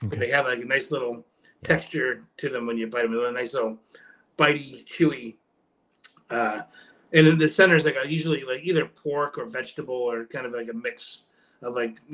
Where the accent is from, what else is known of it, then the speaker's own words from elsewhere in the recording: New England, United States; I grew up in New England, and I was raised on natural casing hot dogs